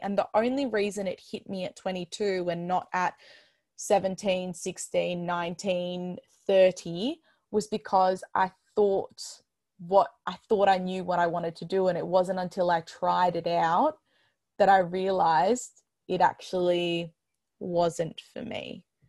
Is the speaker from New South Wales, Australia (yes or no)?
no; Melbourne, Victoria, Australia; I'm from Melbourne, Australia